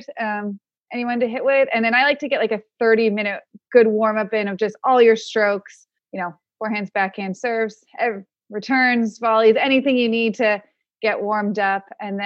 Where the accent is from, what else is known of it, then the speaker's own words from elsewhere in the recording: Palm Springs, California, United States; I grew up in Palm Springs